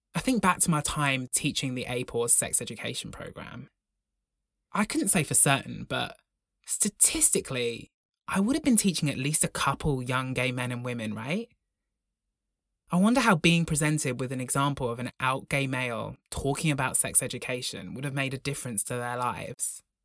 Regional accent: Broughton, Wales, United Kingdom; born or raised there

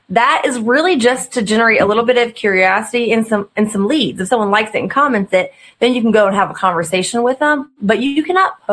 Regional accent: Indiana, United States; I'm from Indiana

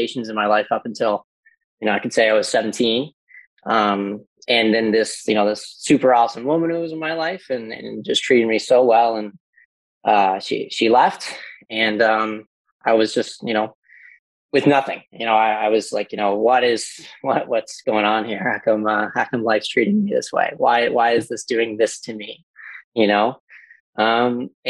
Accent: Newfoundland and Labrador, Canada; I'm from Newfoundland, so we don't get out much, and we haven't gotten off the island

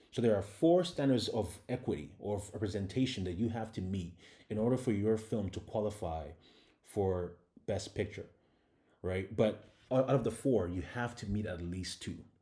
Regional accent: Ghana; moved away; also born or lived in Canada; I'm a Ghanaian immigrant, and I was living in Canada at the time

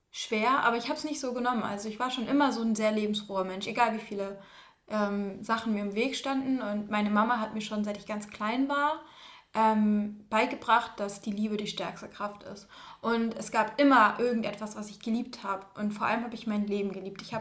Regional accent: Schleswig-Holstein, Germany; Schleswig-Holstein. Doch, Schleswig-Holstein.

